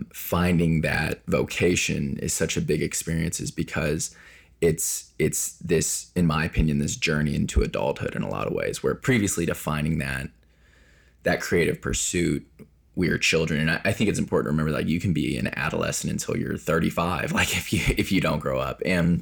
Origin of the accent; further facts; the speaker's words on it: Indiana, United States; I did. I grew up in Southern Indiana, but my grandmother was full Japanese.